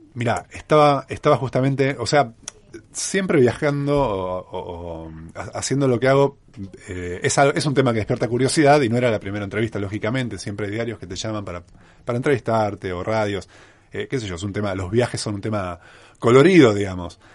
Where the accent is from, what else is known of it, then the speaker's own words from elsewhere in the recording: Mar del Plata, Buenos Aires Province, Argentina; moved away as an adult; mi ciudad natal